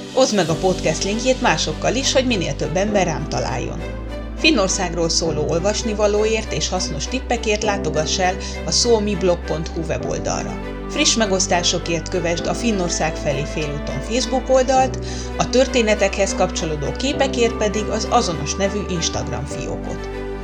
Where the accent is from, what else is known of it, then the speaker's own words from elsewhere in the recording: Hungary; now in Finland; magyarok vagyunk, vagyis, hogy én magyar vagyok